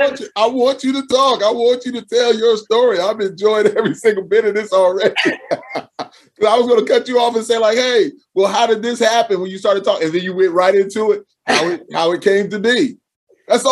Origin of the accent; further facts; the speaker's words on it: Charleston, South Carolina, United States; born there; my father was, although he was in the Army, I was born in Charleston in the Naval base is right there.